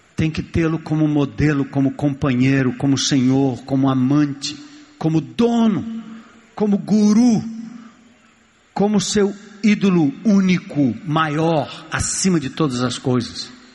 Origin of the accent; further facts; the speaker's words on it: São Paulo, Brazil; eu nasci e me criei em São Paulo